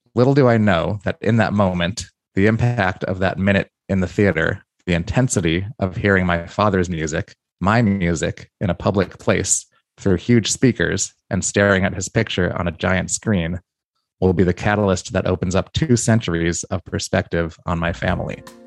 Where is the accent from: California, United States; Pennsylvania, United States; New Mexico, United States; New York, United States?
New York, United States; I say, "New York."